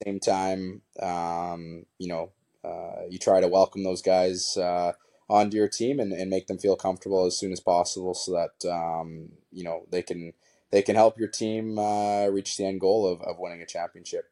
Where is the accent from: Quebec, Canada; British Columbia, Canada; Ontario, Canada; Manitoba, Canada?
British Columbia, Canada; Kamloops; be from Kamloops and, uh, you know, growing up as a kid, I went to, you know, Blazer games all the time